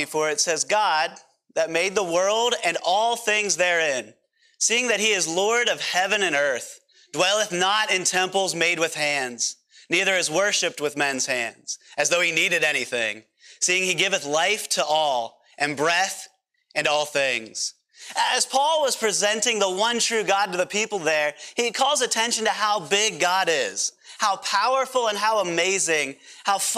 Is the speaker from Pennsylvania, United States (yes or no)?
yes; Pennsylvania, United States; accent: PA accent; moved away; I'm from Pennsylvania originally